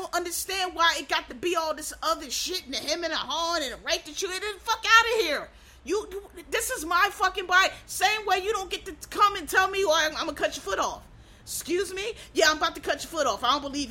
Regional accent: Philadelphia, Pennsylvania, United States; I'm from Pennsylvania, which is a blue state. I know it goes red sometime, but it's I'm from Philadelphia

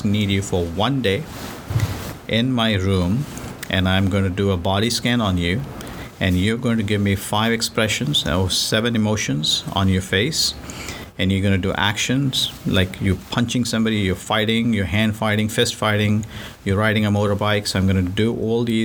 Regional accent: Mumbai, Maharashtra, India; moved away; Originally, I'm from India, Bombay. It, now it's called Mumbai. So I grew up over there

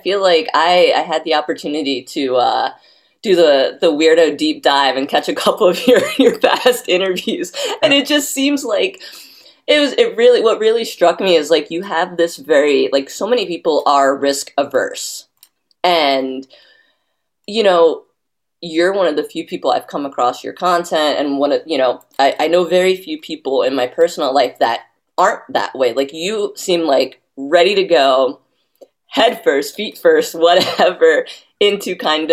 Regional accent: the Poconos, Pennsylvania, United States; I grew up in the Poconos, so a little outside of New York

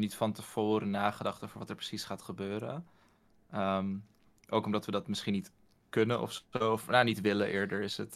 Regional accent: Utrecht, Netherlands; ik kom ook uit Utrecht.

